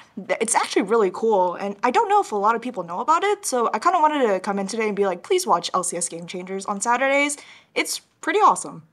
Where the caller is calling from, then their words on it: Los Angeles, California, United States; I'm calling from Los Angeles, California